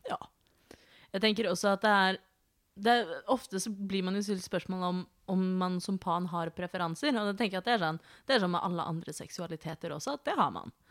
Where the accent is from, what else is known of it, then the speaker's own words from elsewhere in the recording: Oslo, Norway; Og dette kommer fra … som er født og oppvokst i Oslo.